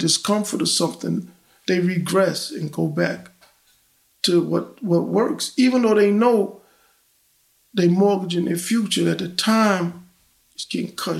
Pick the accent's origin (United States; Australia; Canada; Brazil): United States; New York City, New York; moved away; also born or lived in Brooklyn / Washington, D.C.; I'm from Queens, but I spent a lot of time in Brooklyn. Matter of fact, before I left New York